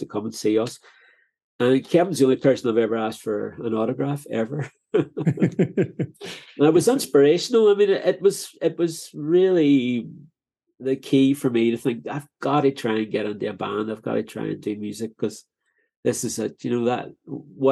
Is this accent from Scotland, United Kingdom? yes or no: no; Derry, Northern Ireland, United Kingdom; moved away as an adult; also born or lived in London; growing up in Derry